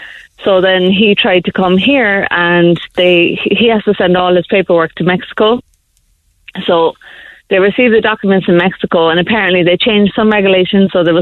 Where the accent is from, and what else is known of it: Ireland; moved away; also born or lived in New York, United States / Colombia